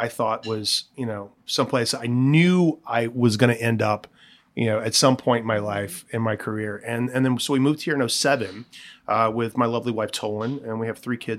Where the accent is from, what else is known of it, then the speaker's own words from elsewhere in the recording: the South, United States; now in San Francisco, United States; I grew up in the South where it's like constantly hot and humid.